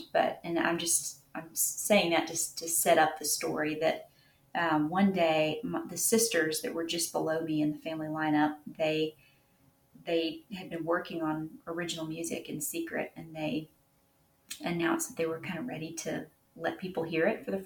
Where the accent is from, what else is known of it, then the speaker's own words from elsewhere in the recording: Nashville, Tennessee, United States; I live in Tennessee. I grew up in the Nashville area.